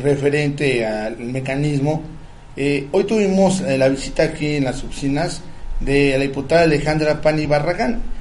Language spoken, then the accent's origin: Spanish; Morelos, Mexico; Somos morelenses.